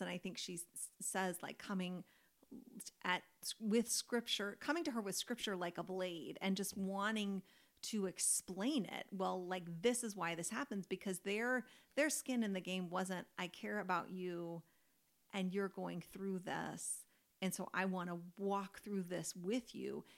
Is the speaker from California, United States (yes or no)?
no; Kentucky, United States; I grew up in Kentucky, which is like basketball territory